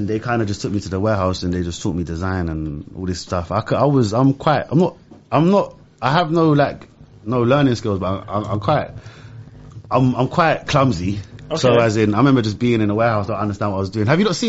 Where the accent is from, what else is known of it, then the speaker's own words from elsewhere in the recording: London, United Kingdom; first language Arabic; also born or lived in Maida Vale, London; I'm from West London. I'm from Mozart.